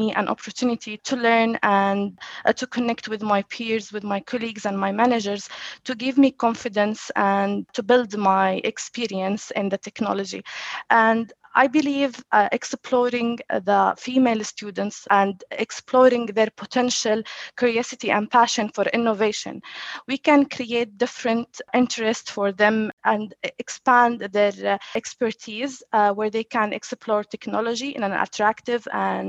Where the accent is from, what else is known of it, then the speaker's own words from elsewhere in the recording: Jordan; moved away as an adult; now in Dubai, United Arab Emirates; I had challenges that I relocated from Jordan to Dubai to work at Citrix. So I left my family.